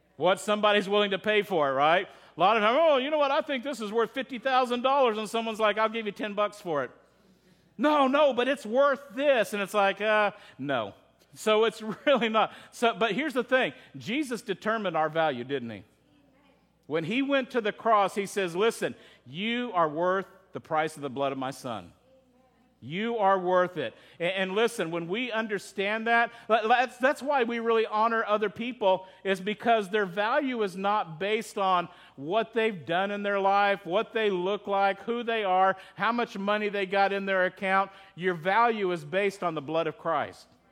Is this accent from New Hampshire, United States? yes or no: no; Texas, United States; I'm from Texas.